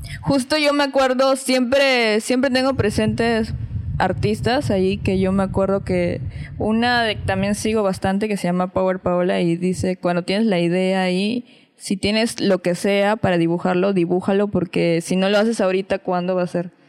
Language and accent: Spanish; Piura, Peru; no soy de acá, soy de Piura